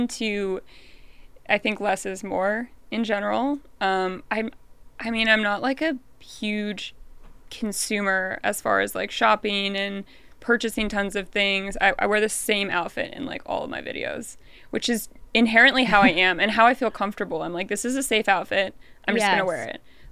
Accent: Baltimore, Maryland, United States; moved away as an adult; also born or lived in New York; now in Los Angeles, United States; originally from Baltimore

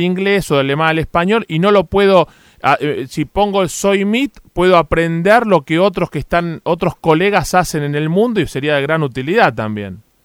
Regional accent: Argentina; nos tiene a los argentinos muy interesados

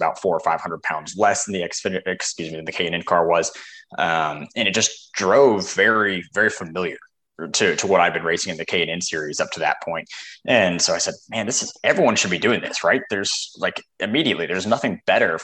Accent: Salt Lake City, Utah, United States; I grew up out in Salt Lake City, Utah

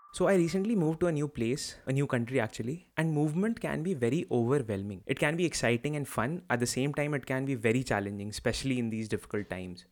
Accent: Lucknow, Uttar Pradesh, India; moved away as an adult; also born or lived in Kanpur, India / Navi Mumbai, India / Bangalore, India / Lille, France; I grew up in Lucknow, did my schooling from there

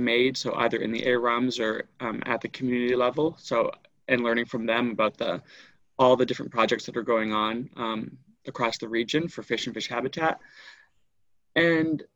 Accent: Rhode Island, United States; moved away as an adult; now in Nova Scotia, Canada; I grew up in Rhode Island in the United States

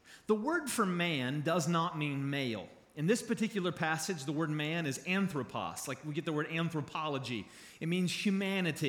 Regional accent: Charleston, West Virginia, United States; moved away as an adult; also born or lived in Kentucky; I grew up here. I was born in Charleston.

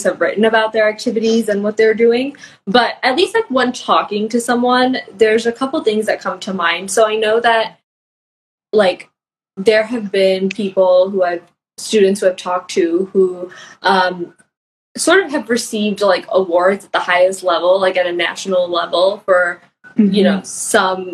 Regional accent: Chicago, Illinois, United States; moved away as an adult; I grew up in Chicago

